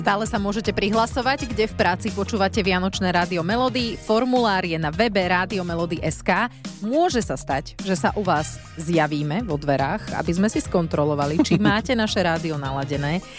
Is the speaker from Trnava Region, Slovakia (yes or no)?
yes; Trnava, Trnava Region, Slovakia; Obaja sme z Trnavy